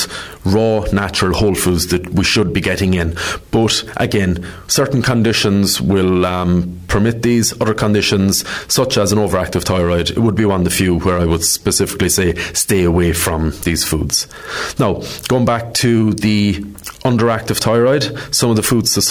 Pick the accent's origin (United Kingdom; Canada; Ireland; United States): Ireland; we're Irish